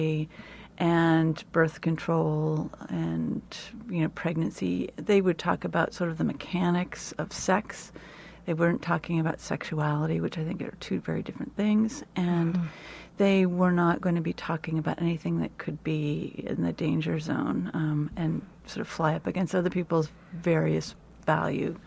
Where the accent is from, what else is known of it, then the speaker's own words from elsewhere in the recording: California, United States; I grew up in California